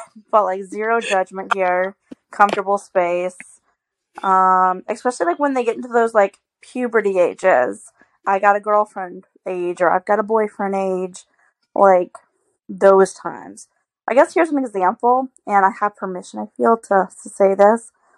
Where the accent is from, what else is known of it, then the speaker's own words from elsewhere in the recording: Illinois, United States; moved away as an adult; now in Paris, Missouri, United States; I'm actually not from around here. Like, I was raised in Illinois. Didn't move to the lovely area of Paris, Missouri, if you will, until I married JC